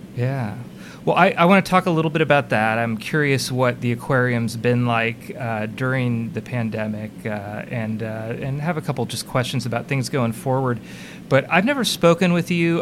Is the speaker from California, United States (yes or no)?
yes; Bay Area, California, United States; I grew up in the Bay Area